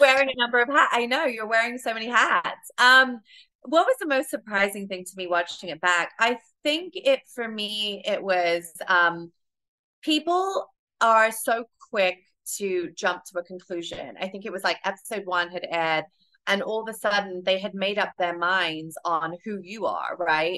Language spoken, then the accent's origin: English; United Kingdom; moved away as an adult; now in New York, United States; my delivery and my tone a lot of it comes from the fact that I am British